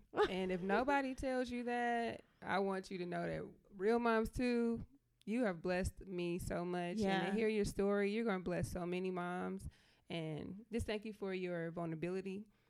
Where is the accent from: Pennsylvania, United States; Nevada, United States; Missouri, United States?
Missouri, United States; St. Louis; now in Ohio, United States; I'm from St. Louis. It may sound English to you, but I jack up some words. My accent tears me up constantly.